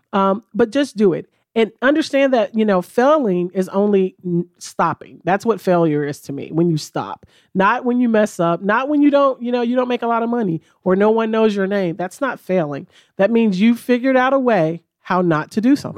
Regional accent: Memphis, Tennessee, United States; moved away as an adult; now in Chattanooga, United States; our home office is in Memphis. Like I said, that's my hometown

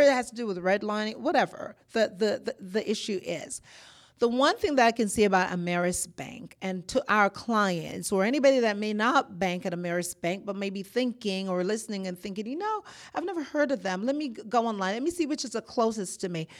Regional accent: Jamaica; moved away as an adult; also born or lived in Boston; now in Georgia, United States; I'm born in Jamaica. I am Jamaican by birth and descent. I moved to Boston

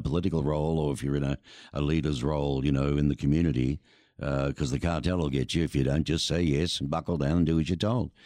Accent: Australia; now in Tucson, United States; I'm from Australia, surrounded by beautiful oceans

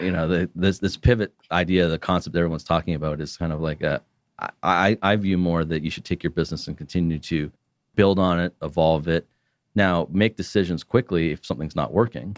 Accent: Canada; as a Canadian

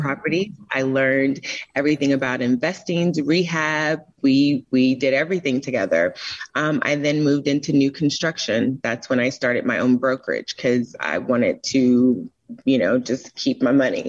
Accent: Florida, United States; moved away as an adult; also born or lived in Tampa, Florida; now in Atlanta, United States; I'm originally from Florida, and I used to ride down Bayshore and look at the houses

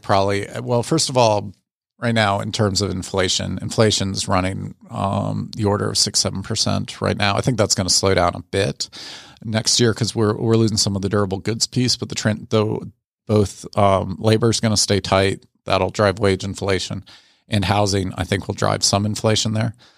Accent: Fairfax County, Northern Virginia, United States; also born or lived in Washington, D.C.; now in Atlanta, United States; more grew up in Fairfax County, but, uh, Northern Virginia.

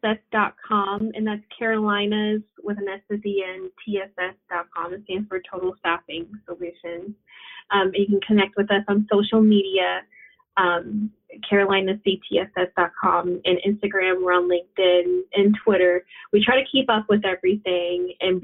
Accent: Puerto Rico; moved away; we're from Puerto Rico

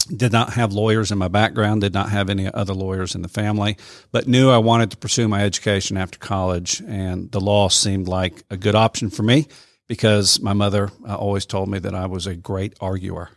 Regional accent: Columbia, South Carolina, United States; moved away as an adult; now in Cedartown, United States; I'm not from here. I'm originally from South Carolina.

